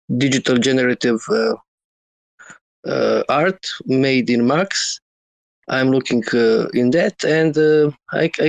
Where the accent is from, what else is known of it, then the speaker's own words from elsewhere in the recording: Croatia; English is a second language; I'm from Croatia.